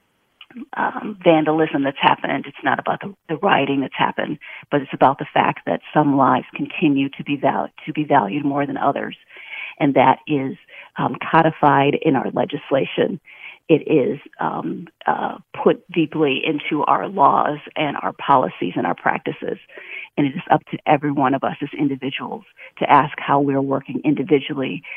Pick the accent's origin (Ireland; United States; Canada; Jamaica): United States; Milwaukee, Wisconsin; moved away; I'm originally from Milwaukee, Wisconsin